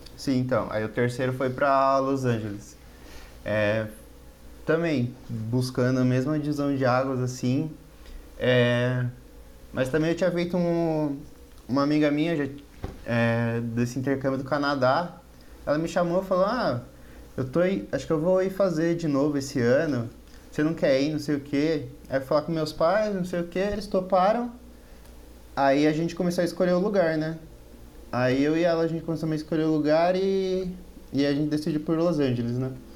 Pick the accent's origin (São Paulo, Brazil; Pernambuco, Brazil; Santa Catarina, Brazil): São Paulo, Brazil; moved away as an adult; now in Pirassununga, Brazil; Eu sou de São Paulo e agora eu tô morando em Pirassununga, que é bem interior